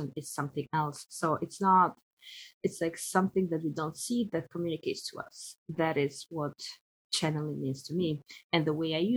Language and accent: English; Tirana, Albania; moved away as an adult; also born or lived in Paris, France; now in Hawaii, United States; I live in Hawaii and I'm originally from Albania and I've lived in Paris for the last 12 years.